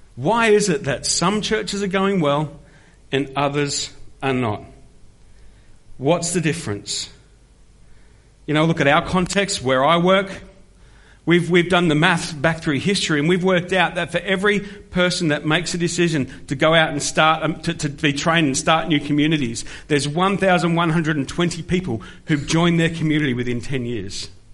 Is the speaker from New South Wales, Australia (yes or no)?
no; Melbourne, Victoria, Australia; The Church of Christ I grew up in was where Andy and I were on team, a place that's now known as Discovery Church in the outer eastern suburbs of Melbourne